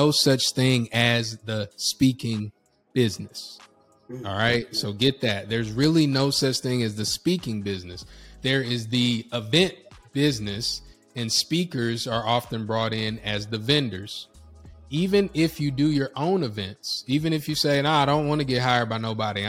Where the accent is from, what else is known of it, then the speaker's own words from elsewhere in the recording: North Carolina, United States; I'm from North Carolina